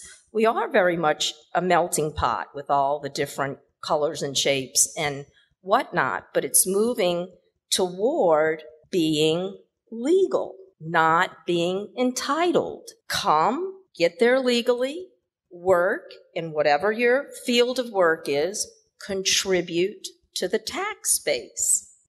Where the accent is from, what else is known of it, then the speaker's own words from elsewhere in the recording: New Orleans, Louisiana, United States; moved away as an adult; also born or lived in Houston, Texas / San Diego / Bay Area, California / Beijing, China; now in Kuala Lumpur, Malaysia; I was born and raised in New Orleans. I lived several years in Houston, Texas, and then I did my doctoral work out in the somewhat in San Diego, and then the Bay Area of California.